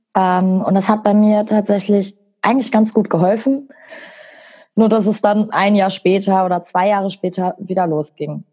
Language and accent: German; Bochum, North Rhine-Westphalia, Germany; ich bin 25, ich komme aus Bochum